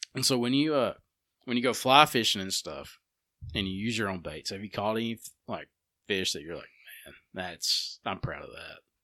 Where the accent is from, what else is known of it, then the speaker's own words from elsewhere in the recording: Empire, United States; I grew up in Empire